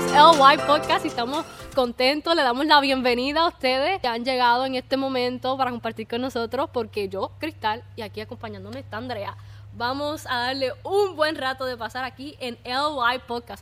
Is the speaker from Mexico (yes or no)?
no; Puerto Rico; somos de Puerto Rico.